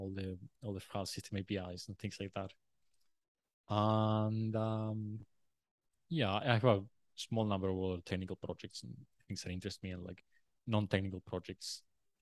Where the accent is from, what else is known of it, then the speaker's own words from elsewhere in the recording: Uruguay; now in Australia; I always wanted to leave Uruguay, and I felt like Australia was a good choice.